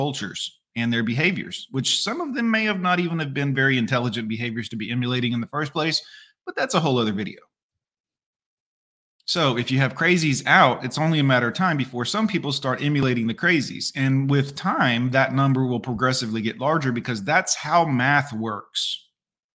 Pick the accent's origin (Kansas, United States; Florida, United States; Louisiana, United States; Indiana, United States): Florida, United States; Fort Lauderdale; the pet store I grew up working at in Fort Lauderdale, Florida